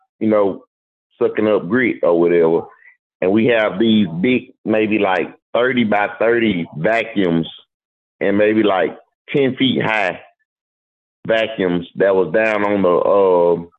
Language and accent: English; Mississippi, United States; also born or lived in Jacksonville, Florida; I'm from Mississippi